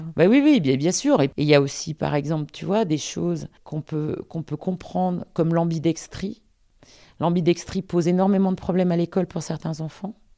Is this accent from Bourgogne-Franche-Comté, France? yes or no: no; Lyon, Auvergne-Rhône-Alpes, France; also born or lived in Paris; je suis lyonnaise